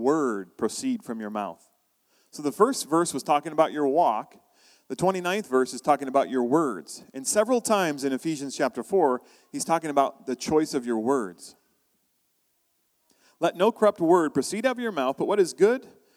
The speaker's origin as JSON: {"language": "English", "country": "United States", "moved": "as an adult", "lives_now": "Canada", "said": "I'm from the U.S., I'm American"}